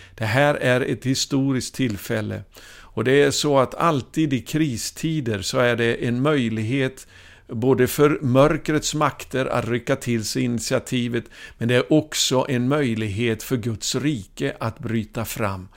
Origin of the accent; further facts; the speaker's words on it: Ulricehamn, Västra Götaland, Sweden; min hemstad då, där jag gick i skola i Ulricehamn i Västergötland